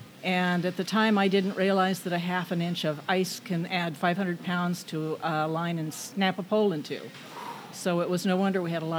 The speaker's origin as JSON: {"language": "English", "town": "Wichita", "region": "Kansas", "country": "United States", "tie": "born or raised there", "said": "My husband was born and raised in Wichita. We met in third grade."}